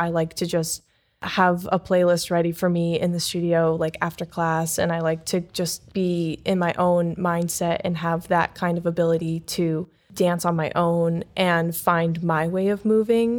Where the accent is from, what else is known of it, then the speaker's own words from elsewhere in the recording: Wadsworth, Ohio, United States; moved away as an adult; also born or lived in Cleveland, Ohio; now in Fort Wayne, United States; I'm from Wadsworth, Ohio, so I moved here at the end of July to start the current season